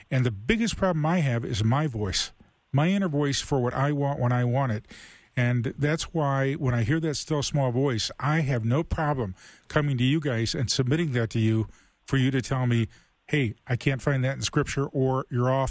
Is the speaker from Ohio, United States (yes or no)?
yes; Toledo, Ohio, United States; grew up in Toledo.